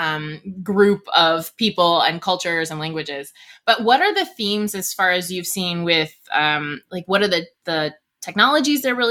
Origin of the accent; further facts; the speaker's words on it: East Coast, United States; I'm from the East Coast